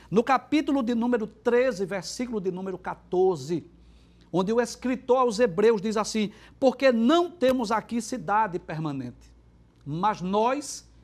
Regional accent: Recife, Pernambuco, Brazil; Eu, por exemplo, sou recifense e, moro aqui e na, e na, região metropolitana há 50 anos já.

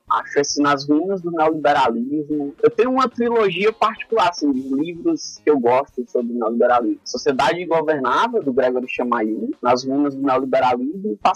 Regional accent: Brazil; Os caras só não me botavam na lata do lixo porque eu nasci no Pirambu.

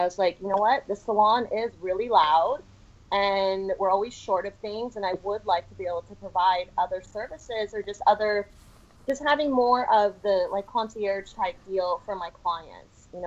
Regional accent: Palos Verdes, California, United States; I grew up in Palos Verdes

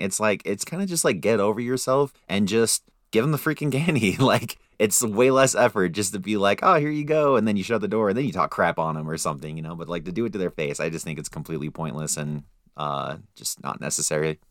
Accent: Salt Lake City, Utah, United States; when I was growing up in Salt Lake City

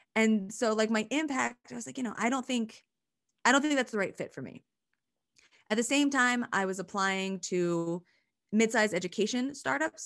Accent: Pennsylvania, United States; moved away; I'm from Pennsylvania

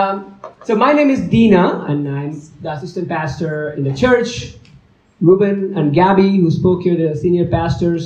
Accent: India; moved away; I'm from India

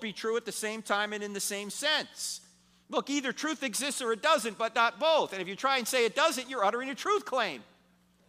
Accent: New Jersey, United States; moved away; I'm originally from New Jersey

